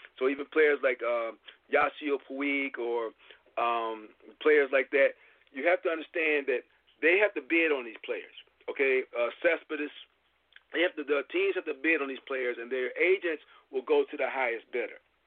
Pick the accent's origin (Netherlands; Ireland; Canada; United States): United States; Michigan; I'm from Michigan